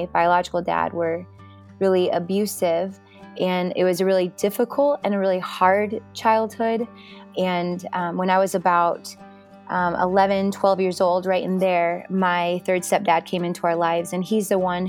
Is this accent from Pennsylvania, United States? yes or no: no; Klamath Falls, Oregon, United States; moved away as an adult; also born or lived in Albany, Oregon; now in Redding, United States; I lived there in Klamath Falls with him and my mom until I graduated at 18